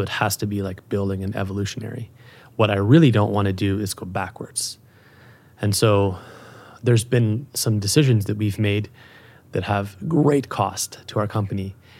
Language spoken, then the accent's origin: English; Calgary, Alberta, Canada; moved away as an adult; also born or lived in Europe; It's my hometown. It's where I grew up